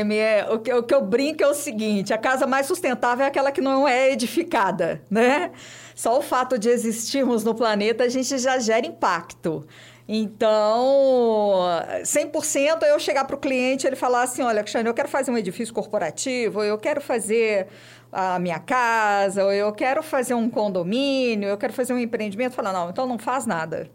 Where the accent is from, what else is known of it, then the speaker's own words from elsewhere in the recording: Belo Horizonte, Minas Gerais, Brazil; Nasci em Belo Horizonte, sou de BH